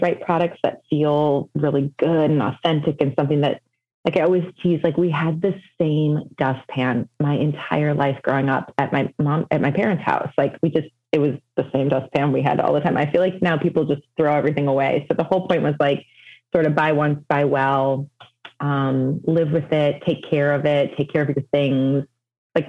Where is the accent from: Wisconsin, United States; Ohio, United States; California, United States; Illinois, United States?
Illinois, United States; Evanston; I'm born and raised in Evanston, which is a suburb, just north of Chicago